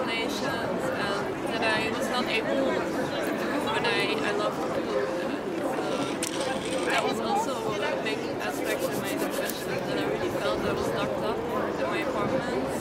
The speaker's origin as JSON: {"language": "English", "town": "Brussels", "region": "Brussels-Capital Region", "country": "Belgium", "second_language": "English", "said": "I'm from Belgium. I'm from Brussels."}